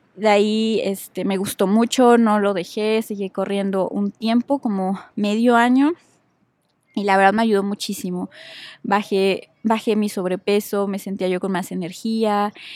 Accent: Puebla, Mexico; nací en la ciudad de Puebla. Soy originaria de Puebla. Ahí viví toda mi vida

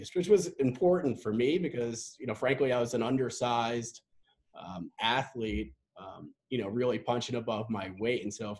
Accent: Long Island, New York, United States; also born or lived in North Carolina; Having gone from growing up in Long Island to going to school down in North Carolina to moving out to the Midwest.

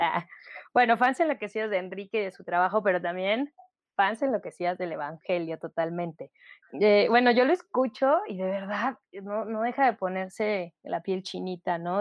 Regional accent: León, Guanajuato, Mexico; soy de León, Guanajuato.

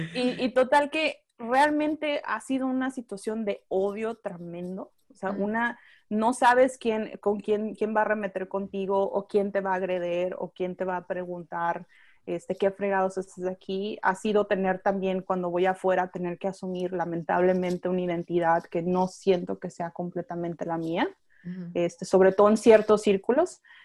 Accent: Tijuana, Baja California, Mexico; moved away as an adult; now in Austin, United States; soy originaria de Tijuana y ahorita vivo en Austin, Texas

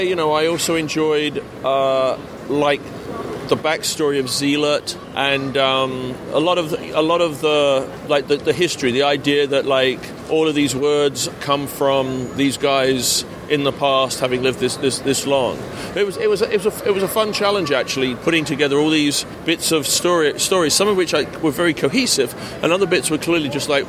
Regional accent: London, United Kingdom; also born or lived in Australia; I'm English and I was born in London, I spent 4 years in Australia when I was a boy

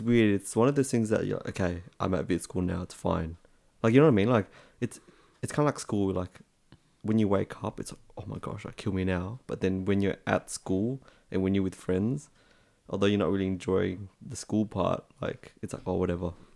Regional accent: Australia; accent: Aussie; also born or lived in Vietnam; I was born in Vietnam and then I came over to Australia

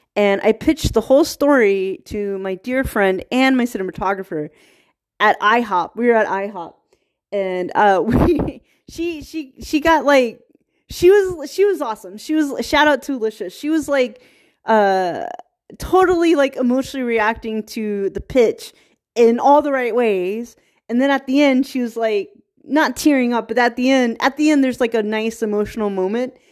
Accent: Virginia, United States; I'm from Virginia

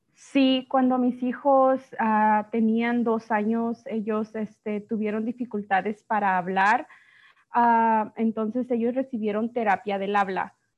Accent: Guanajuato, Mexico; first language Spanish; now in United States; soy de México, este, eh, específicamente de Guanajuato

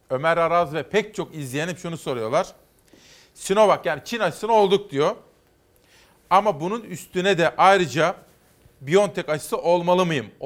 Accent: Simav, Kütahya, Turkey; Sonra Gediz'de ben Simavlıyım. Gediz bizim dibimiz.

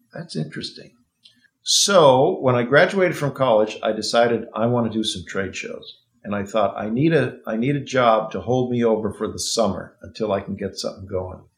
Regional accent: Arcadia, California, United States; I grew up in Arcadia, which is near where we're sitting right now in Pasadena.

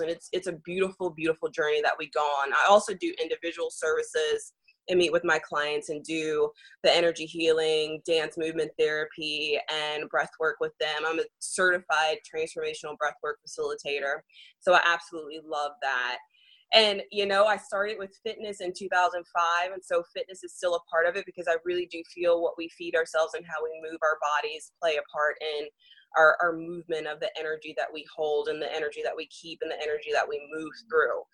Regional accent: Nashville, Tennessee, United States; moved away; Nashville, which is my hometown

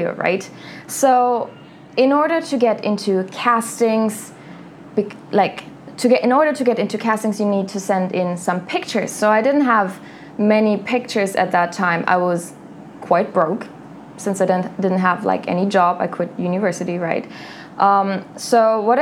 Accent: a small town in southern Germany, Germany; I am from a small town in Germany, from southern Germany. And in my hometown, most girls, they marry young.

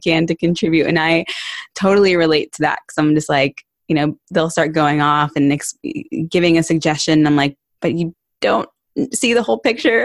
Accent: Barton Creek, Texas, United States; I grew up in Barton Creek

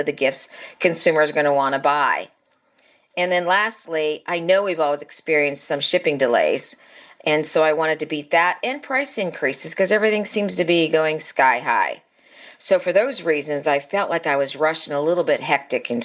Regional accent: Midwest, United States; we're also from the Midwest

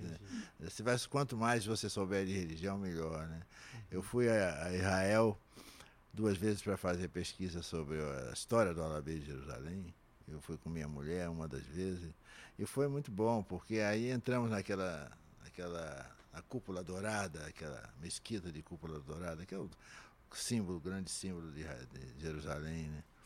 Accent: São Gonçalo, Rio de Janeiro, Brazil; vou às escolas lá em São Gonçalo, na minha terra

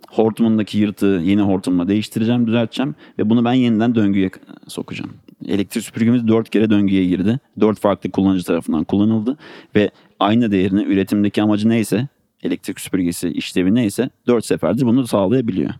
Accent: Ankara, Turkey; Ankaralıyım. 91 yılında Ankara'da doğdum

